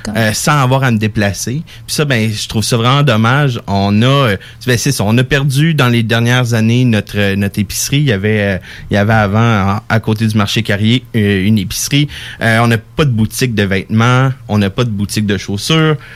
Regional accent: Gatineau, Quebec, Canada; now in Lévis, Canada; j'ai grandi à Gatineau

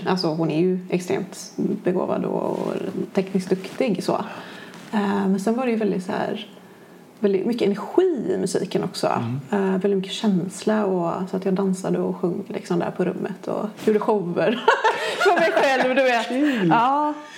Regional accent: Kungälv, Västra Götaland, Sweden; also born or lived in Gothenburg; annars är jag uppvuxen i Kungälv.

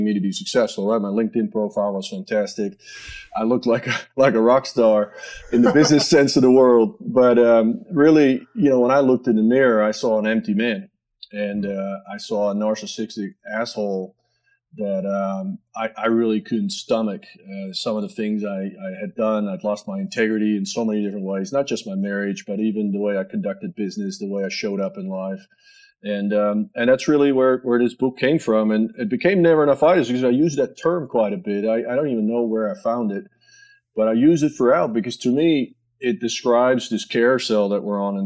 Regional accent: a little town outside Amsterdam, North Holland, Netherlands; moved away as an adult; born and raised just in a little sleeper town outside Amsterdam

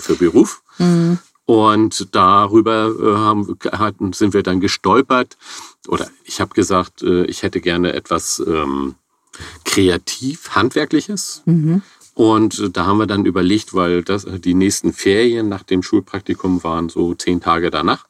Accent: Hamburg, Germany; also ich bin gebürtiger Hamburger, vor etlichen Jahren, Jahrzehnten hier in Hamburg geboren

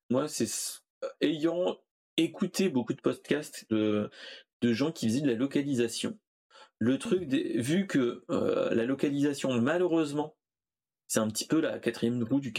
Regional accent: France; Euh, euh, je suis français.

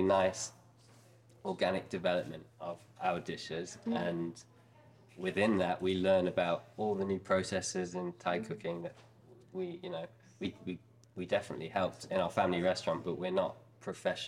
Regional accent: Nottingham, East Midlands, United Kingdom; we didn't grow up in Thailand, we grew up in Nottingham

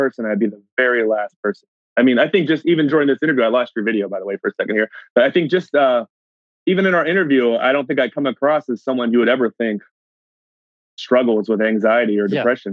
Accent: United States; moved away as an adult; now in Canada; I'm originally from the States

